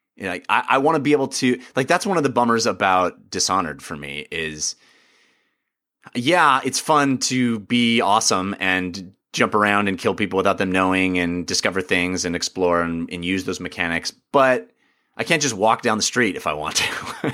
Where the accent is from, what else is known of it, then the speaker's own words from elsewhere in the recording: United States; as an American